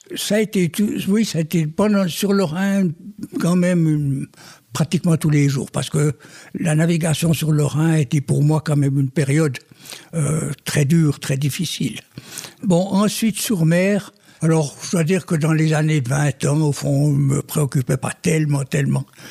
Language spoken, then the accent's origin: French; Switzerland; J'étais né au bord du lac de Neuchâtel, j'ai beaucoup navigué avec les pêcheurs